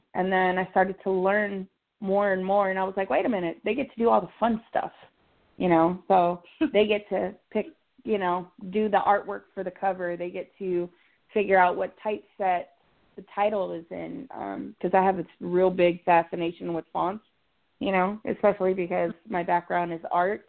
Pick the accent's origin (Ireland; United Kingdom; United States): United States; Texas; I'm from Texas. It's already hot here.